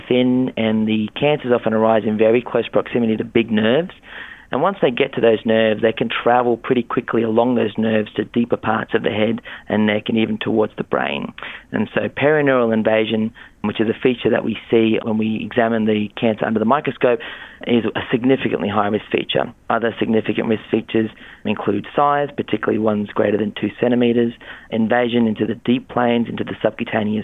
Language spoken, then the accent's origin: English; Australia; I'm from Australia